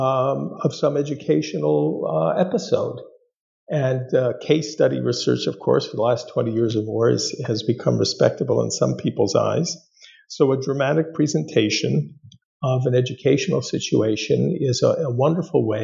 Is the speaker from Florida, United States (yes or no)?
no; Los Angeles, California, United States; moved away as an adult; also born or lived in East Coast; I grew up in the Southland of Los Angeles and spent a good number of years in North Hollywood, California